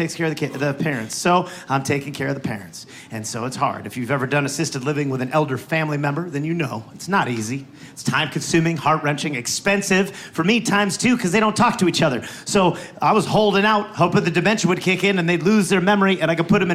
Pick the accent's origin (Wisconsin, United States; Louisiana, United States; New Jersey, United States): Wisconsin, United States; moved away; also born or lived in Los Angeles; where I was born in Wisconsin